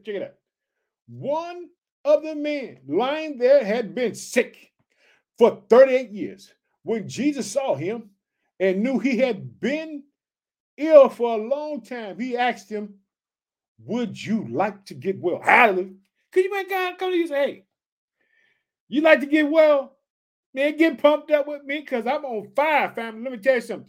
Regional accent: Chicago, Illinois, United States

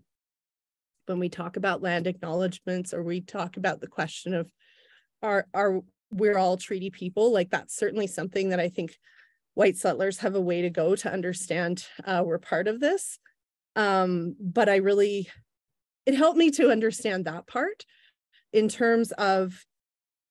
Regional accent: Oklahoma, United States; moved away; I was growing up in Oklahoma

